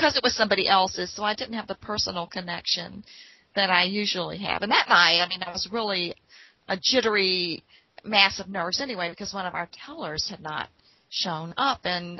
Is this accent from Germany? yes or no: no; Appalachia, United States; moved away; I came from the Appalachian Mountains to Portsmouth, Virginia, the city, and those city slickers used to laugh at us every time we talked.